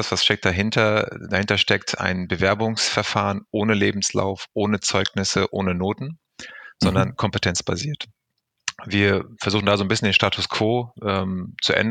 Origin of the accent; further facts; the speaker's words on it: Recklinghausen, North Rhine-Westphalia, Germany; born there; nach einer kurzen Weltreise der letzten Jahre hat es mich zurückverschlagen in meinem Geburtsort hier mitten im Ruhrgebiet